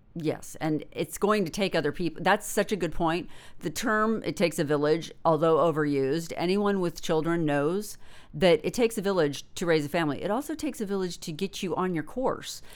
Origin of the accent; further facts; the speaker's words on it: Northern California, United States; I'm from Northern California, and w, we lived in the shadow of Mount Shasta